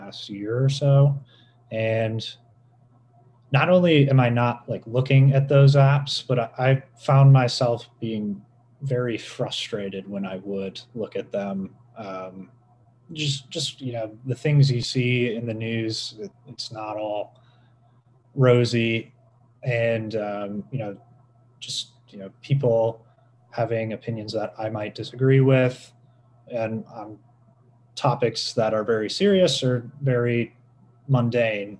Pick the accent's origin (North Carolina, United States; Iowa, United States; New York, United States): Iowa, United States; Dubuque; I'm from Dubuque